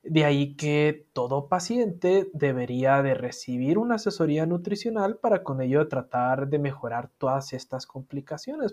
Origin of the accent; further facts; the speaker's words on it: Sinaloa, Mexico; mi ciudad, yo soy sinaloense